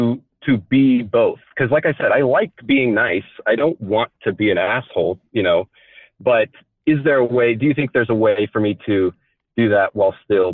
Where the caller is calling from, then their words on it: Phoenix, Arizona, United States; I am 31, and I am calling from Arizona.